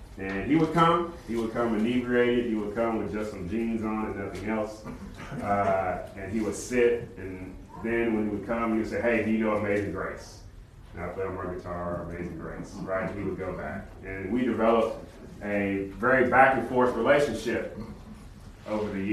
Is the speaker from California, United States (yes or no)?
yes; California, United States; now in Conway, United States; I'm not from the South. Okay, I grew up in California